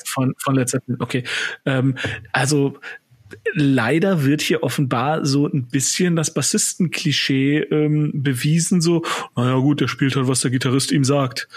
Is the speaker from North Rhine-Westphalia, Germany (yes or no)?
yes; Cologne, North Rhine-Westphalia, Germany; Köln, ist, Köln ist meine Heimat